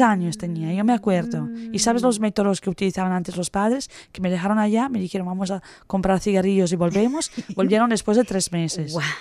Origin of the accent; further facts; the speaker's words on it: Italy; moved away; soy italiana